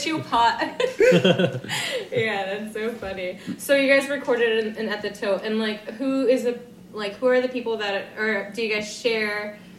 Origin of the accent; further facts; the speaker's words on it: United States; I'm from the States.